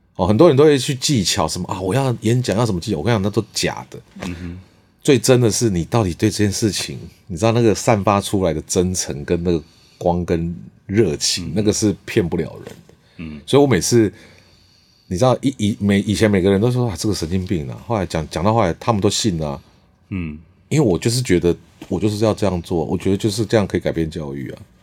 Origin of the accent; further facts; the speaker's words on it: Changhua County, Taiwan; moved away; also born or lived in Taipei; 其实我也不是那么道地的住，我是台北出生